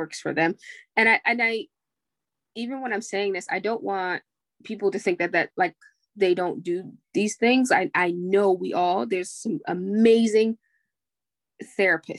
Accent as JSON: {"language": "English", "country": "United States", "said": "I'm still American"}